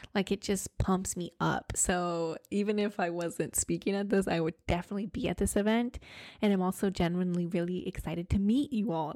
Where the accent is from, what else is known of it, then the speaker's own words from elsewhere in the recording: Grand Island, Nebraska, United States; moved away as an adult; also born or lived in California; now in New York City, United States; my hometown in Grand Island, Nebraska